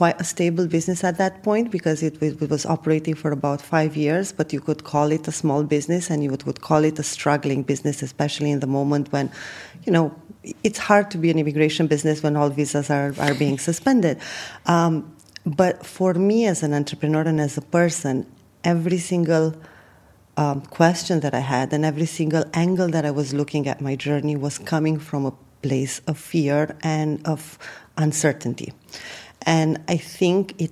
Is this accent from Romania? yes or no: yes; Romania; moved away as an adult; also born or lived in UAE; now in United Arab Emirates; I have been born and raised in Romania, traveled a bit, and then settled in the UAE about 10 years ago